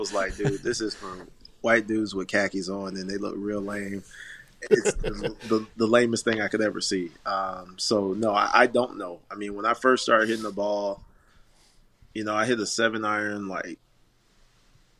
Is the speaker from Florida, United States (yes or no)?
yes; Orlando, Florida, United States; also born or lived in Tallahassee; we're in Tallahassee, and I'm from Orlando